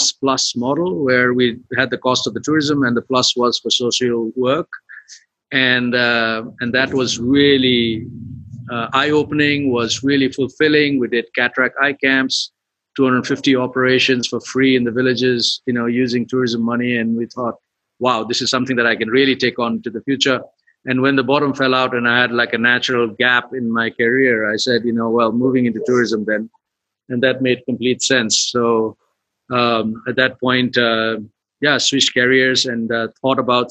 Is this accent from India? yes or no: no; western Nepal, Nepal; now in Kathmandu, Nepal; I am from Nepal. I'm from the west of Nepal, but living pretty much in Kathmandu now